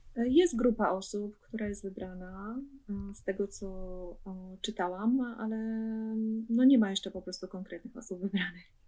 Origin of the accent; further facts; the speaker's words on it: Sosnowiec, Silesian Voivodeship, Poland; moved away as an adult; now in Bremen, Germany; Pochodzę z Sosnowca, to jest e, rejon Śląsk